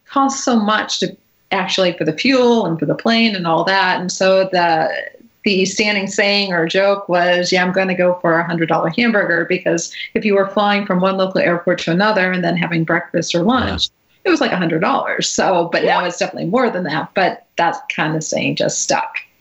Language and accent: English; Natick, Massachusetts, United States; I grew up uh, just outside Boston mm-hmm. in Natick, Massachusetts.